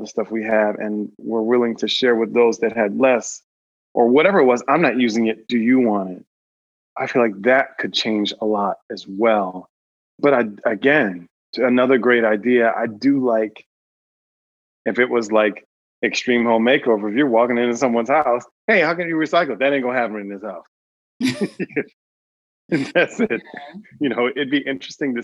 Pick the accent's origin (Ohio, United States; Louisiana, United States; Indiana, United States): Ohio, United States; Cleveland; we're from Cleveland